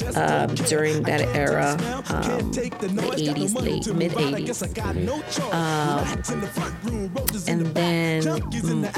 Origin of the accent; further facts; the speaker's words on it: New York City, New York, United States; I'm from, born and raised in East New York, Brooklyn.